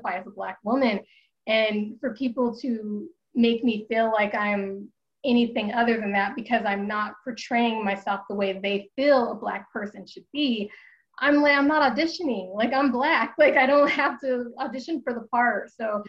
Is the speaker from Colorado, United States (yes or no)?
yes; Denver, Colorado, United States; also born or lived in Wichita, Kansas; when I was born in Wichita, Kansas, and then my mother needed to leave a marriage that wasn't working. And so we moved here to Denver, Colorado, where I am now. And we moved in with her parents